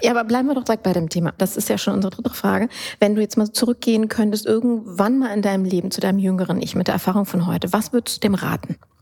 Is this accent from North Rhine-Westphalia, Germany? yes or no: yes; Düsseldorf, North Rhine-Westphalia, Germany; Als gebürtige Düsseldorfer